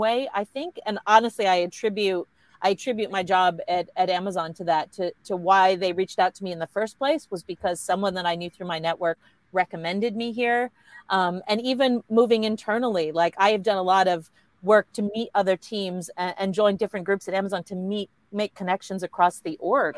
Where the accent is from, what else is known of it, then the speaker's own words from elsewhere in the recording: United States; now in Australia; as an American